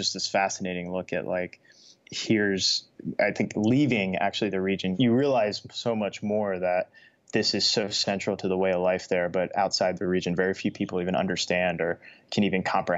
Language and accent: English; Pike County, Kentucky, United States; the county we grew up in Pike County, Kentucky